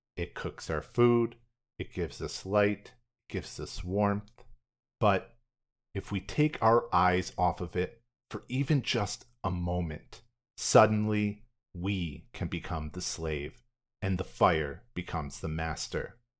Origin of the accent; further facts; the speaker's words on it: United States; me as an American in the twenty-first century